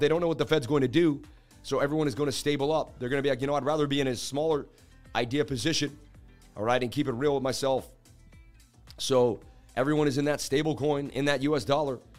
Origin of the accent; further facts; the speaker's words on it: New England, United States; I'm from New England